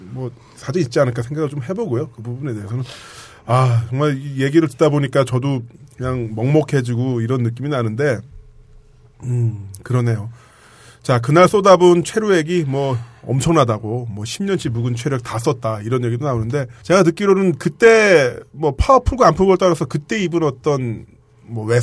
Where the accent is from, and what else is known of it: Pyeongtaek, Gyeonggi Province, South Korea